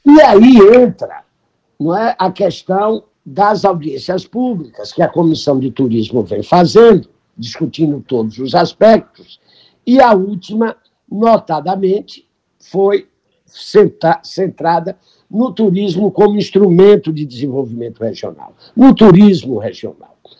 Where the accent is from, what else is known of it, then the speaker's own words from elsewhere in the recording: Bahia, Brazil; aqui na nossa terra